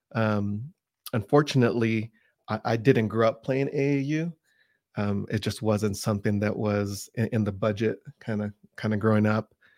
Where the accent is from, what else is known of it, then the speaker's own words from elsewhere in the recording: Pasadena, California, United States; now in Utah, United States; I grew up in the, in the San Gabriel Valley, which is the Pasadena area